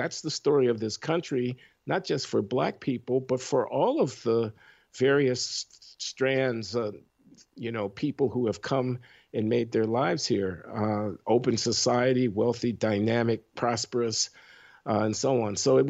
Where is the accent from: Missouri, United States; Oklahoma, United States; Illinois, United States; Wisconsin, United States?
Illinois, United States; Chicago; You growing up in Chicago in the 1950s and 60s